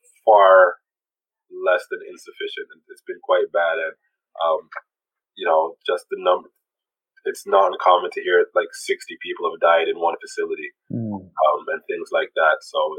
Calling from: Toronto, Ontario, Canada; Yeah, I'm calling from Toronto.

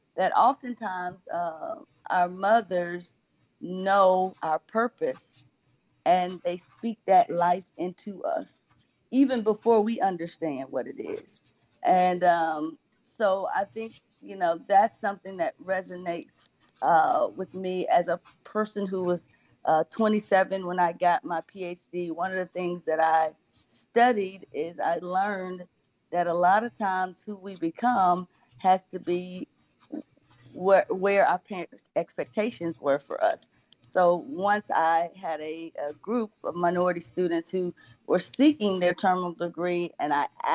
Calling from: Memphis, Tennessee, United States; This is … coming in from Memphis, Tennessee.

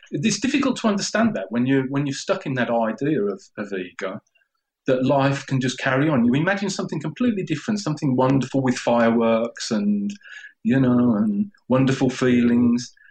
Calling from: Spain; I'm calling from Spain. Can you hear me okay?

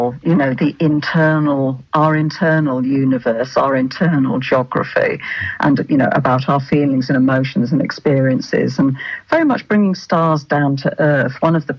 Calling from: Manchester, North West England, United Kingdom

